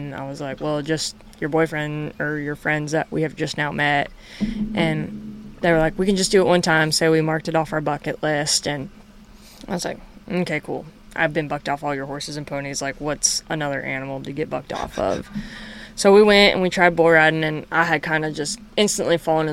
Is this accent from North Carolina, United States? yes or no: yes; North Carolina, United States; also born or lived in Wyoming; now in Texas, United States; I grew up in North Carolina